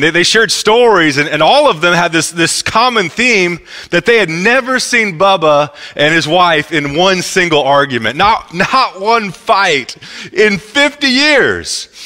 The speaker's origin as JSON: {"language": "English", "region": "Midwest", "country": "United States", "said": "I'm from the Midwest"}